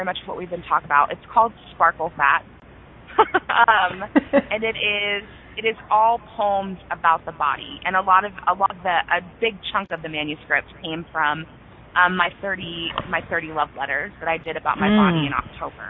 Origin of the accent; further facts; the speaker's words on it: Norman, Oklahoma, United States; my hometown of Norman, the university that's here, the University of Oklahoma